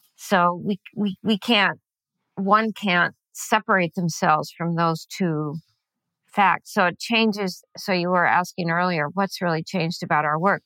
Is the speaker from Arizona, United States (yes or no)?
no; California, United States; moved away as an adult; also born or lived in Venezuela / Chile; I grew up in California.